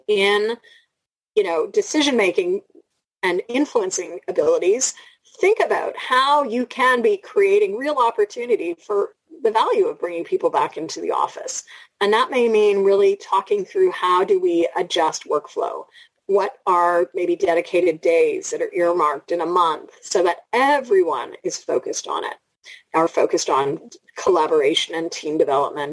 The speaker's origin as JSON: {"language": "English", "town": "Toronto", "region": "Ontario", "country": "Canada", "said": "I'm from Toronto"}